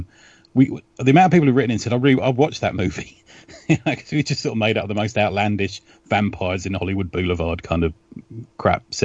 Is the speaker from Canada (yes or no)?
no; London, United Kingdom; I grew up in West London near Ealing Studios